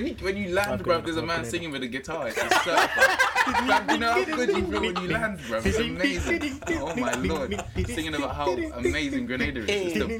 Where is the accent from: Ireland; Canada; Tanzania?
Canada; I'm Canadian as well